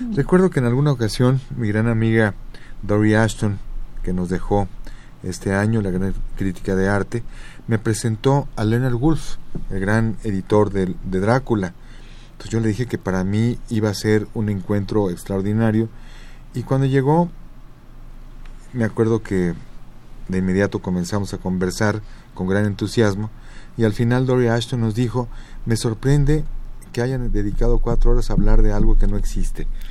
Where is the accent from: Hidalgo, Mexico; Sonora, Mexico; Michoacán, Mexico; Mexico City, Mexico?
Mexico City, Mexico; tuve el privilegio de nacer en el centro del centro, en el corazón del corazón de mi país.